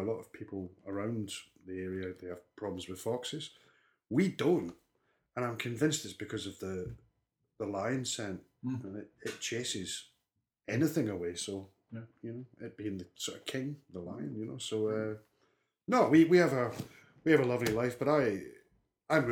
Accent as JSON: {"language": "English", "town": "Armadale", "region": "Scotland", "country": "United Kingdom", "tie": "born or raised there", "also_born_or_lived": "Bathgate, Scotland", "accent": "north of the border", "moved": "yes", "lives_now": "South Wales, United Kingdom", "said": "I was born in Bathgay, which is in West Lothian, Scotland. So West Lothian's an area halfway between Glasgow and Edinburgh. And I was born sort of in Bathgay. From the first 10, 11 years of my life, I lived in a little town called Armadale"}